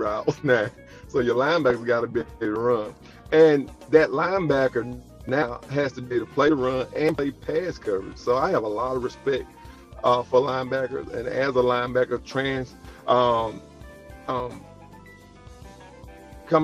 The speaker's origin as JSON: {"language": "English", "town": "Bassfield", "region": "Mississippi", "country": "United States", "tie": "born or raised there", "said": "growing up in a small town of Bassfield"}